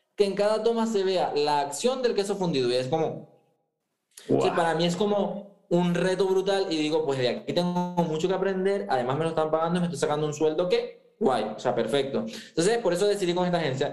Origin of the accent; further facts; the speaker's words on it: eastern Venezuela, Venezuela; moved away as an adult; also born or lived in Andalusia, Spain; now in Spain; yo soy venezolano, yo soy de la parte oriente del país, o sea, de donde hablamos rapidito